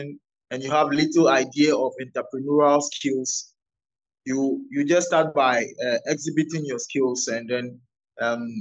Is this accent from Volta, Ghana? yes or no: yes; Volta, Ghana; I'm an Ewe by native. I come from the Volta region of Ghana